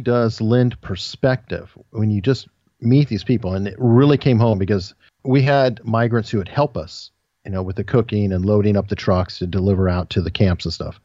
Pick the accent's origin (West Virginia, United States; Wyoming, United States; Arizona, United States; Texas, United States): Arizona, United States; Tucson; now in Hampton Roads, Virginia, United States; I was born and raised in Tucson, Arizona